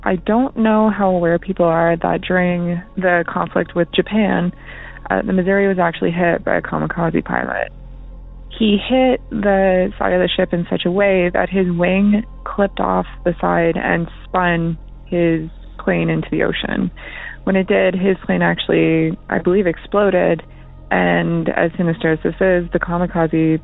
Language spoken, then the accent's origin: English; Canada; I'm from Canada